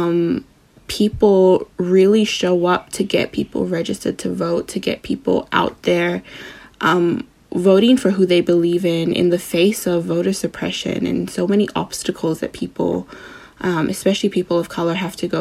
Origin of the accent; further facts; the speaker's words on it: Samoa; I'm from Samoa